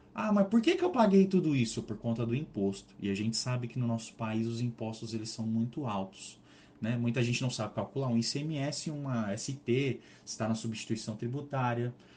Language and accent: Portuguese; São Paulo, Brazil; sou natural aqui do estado de São Paulo